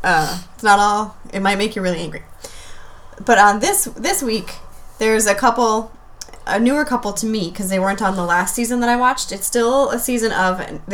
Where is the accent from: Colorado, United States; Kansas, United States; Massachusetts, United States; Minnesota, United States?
Minnesota, United States; as a Minnesotan